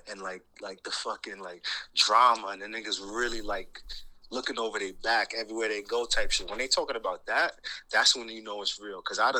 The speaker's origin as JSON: {"language": "English", "area": "Rockland County", "region": "New York", "country": "United States", "said": "I'm from Rockland County, so niggas in the boroughs, they consider that upstate, right?"}